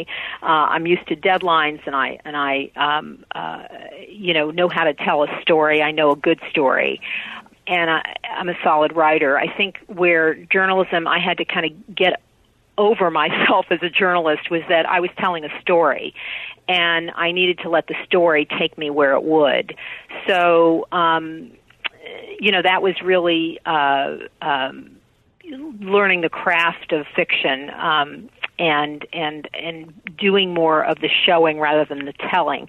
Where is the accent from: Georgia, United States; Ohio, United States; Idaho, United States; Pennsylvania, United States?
Ohio, United States; Columbus; I'm from Columbus, Ohio